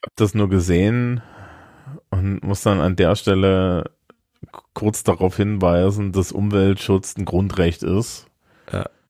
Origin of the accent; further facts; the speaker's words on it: Germany; als wir als Deutsche